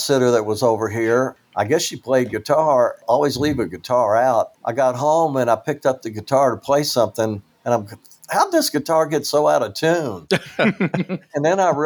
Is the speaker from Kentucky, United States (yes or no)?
yes; Kentucky, United States; I was from Kentucky